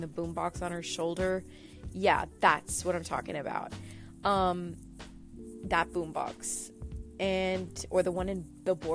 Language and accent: English; Brownsville, Texas, United States; I grew up in Brownsville, Texas